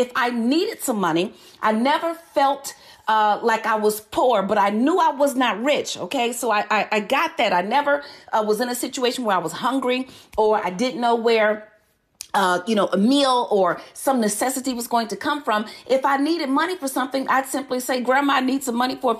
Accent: Chicago, Illinois, United States; I was born and raised in Chicago

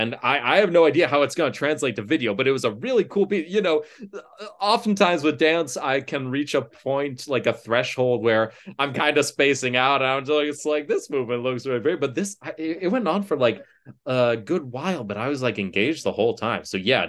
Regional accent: Ann Arbor, Michigan, United States; I grew up in Ann Arbor, Michigan, and I went to that big university that's right there.

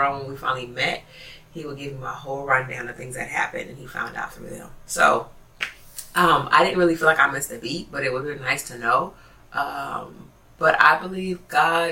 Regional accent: Oakland, California, United States; also born or lived in San Francisco / Hayward / Castro Valley; I grew up, I was born in San Francisco, and I grew up in Oakland, East Oakland, and then we later moved to Hayward, Castro Valley area

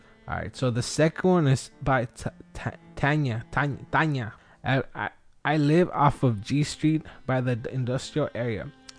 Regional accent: Wilmington, United States; now in San Diego County, United States; I grew up in Wilmington. I lived entire life there, and now I live in San Diego County for the past 13 years.

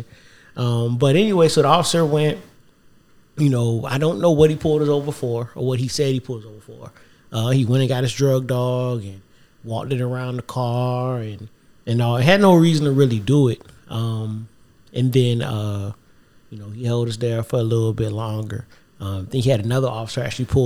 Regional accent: the South, United States; growing up in the South

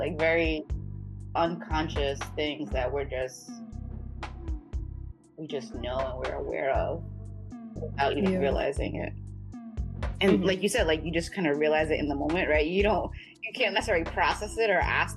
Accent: Boston, Massachusetts, United States; I'm from Boston

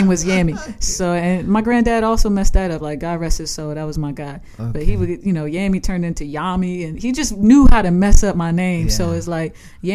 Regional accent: Long Island, New York, United States; also born or lived in Staten Island; I grew up on Long Island

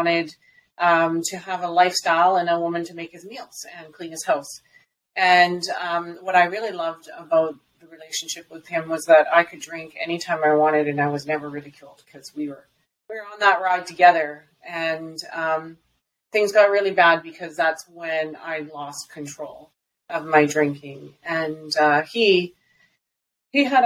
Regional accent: Alberta, Canada; also born or lived in British Columbia; from where I was in BC to my hometown, is about 1,300 kilometers.

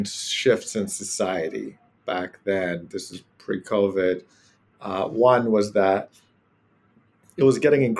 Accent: Ghana; moved away as an adult; now in United States; from Ghana, originally West Africa, and that's where I grew up

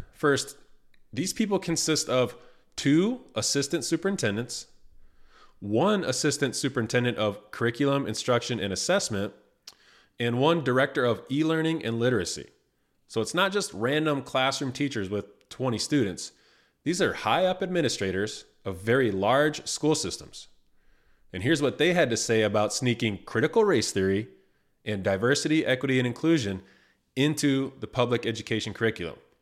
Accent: Indiana, United States; the state of Indiana, my home state

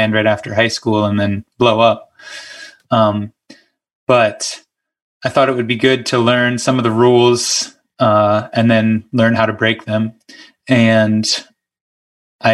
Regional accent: Moon, Pennsylvania, United States; also born or lived in Bluffton, Ohio; I grew up in Moon, which is right outside of Pittsburgh

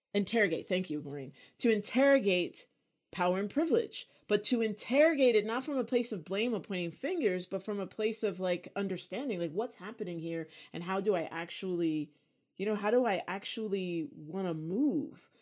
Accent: United States; being American

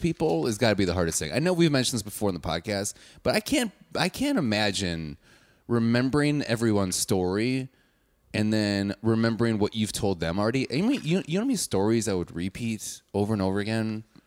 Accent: Wauwatosa, Wisconsin, United States; I'm from Wauwatosa, which is like a suburb

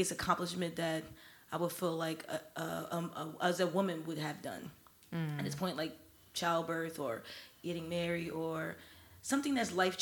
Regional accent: New Jersey, United States; my hometown and home state of New Jersey, a.k.a. Jersey

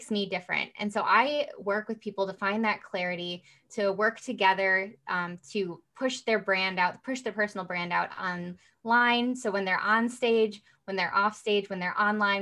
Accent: Midwest, United States; also born or lived in Rockford, Illinois; I am from the Midwest

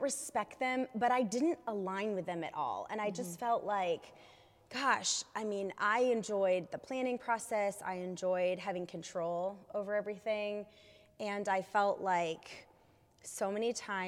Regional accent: Kalamazoo, Michigan, United States; moved away as an adult; also born or lived in Los Angeles, California; I grew up in Michigan on the west side

